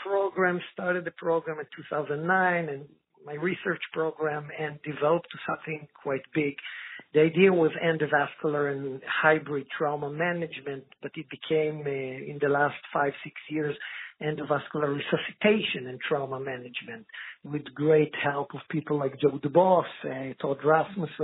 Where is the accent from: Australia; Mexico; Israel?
Israel; moved away as an adult; now in Sweden; I'm originally from Israel, working many years in Sweden